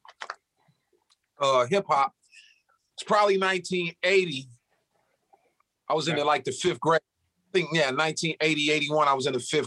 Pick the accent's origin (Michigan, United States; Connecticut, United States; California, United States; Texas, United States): Michigan, United States; Detroit; I'm from Detroit